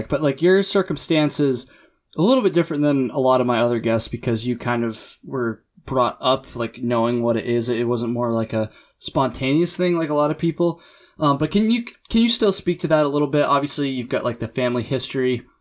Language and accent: English; Connecticut, United States; born or raised there; moved away as an adult; now in San Diego, United States